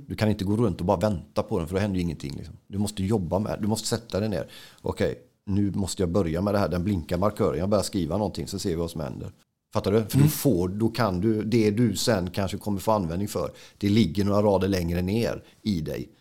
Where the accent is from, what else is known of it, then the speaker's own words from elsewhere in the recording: Gothenburg, Västra Götaland, Sweden; när jag var 14 så var gideoniterna i vår skola i Buråsskolan i Johanneberg